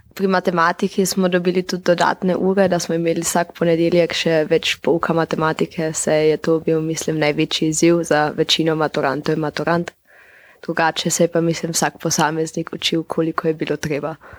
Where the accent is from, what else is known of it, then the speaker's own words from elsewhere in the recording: Eberndorf, Carinthia, Austria; prihajam z Dobrele vasi